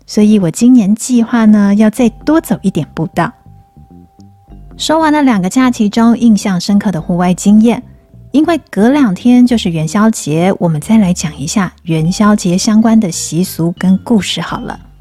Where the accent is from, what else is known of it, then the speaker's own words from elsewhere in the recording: Taipei, Taiwan; 我从小住在那附近，小时候常常跟大人一起走上山，然后绕着北投知名的威灵顿山庄外围步道，慢慢走回石牌，最后回家